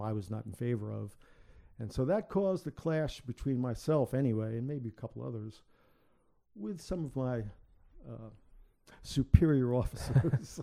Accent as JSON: {"language": "English", "town": "New York City", "region": "New York", "country": "United States", "tie": "born or raised there", "moved": "as an adult", "lives_now": "Chesterfield, Virginia, United States", "said": "I'm from the South Bronx"}